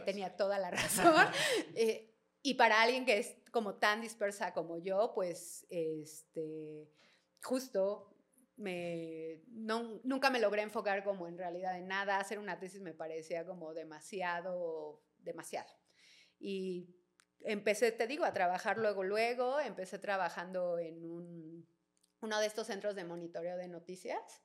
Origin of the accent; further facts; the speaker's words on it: Mexico City, Mexico; soy de aquí de Ciudad de México, eh, oriunda de Santa María la Ribera